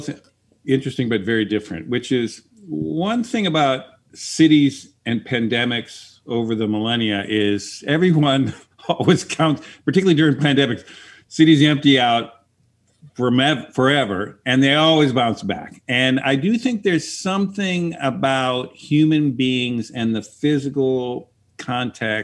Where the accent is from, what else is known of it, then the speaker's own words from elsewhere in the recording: Minneapolis, Minnesota, United States; now in San Francisco, United States; I'm originally from Minneapolis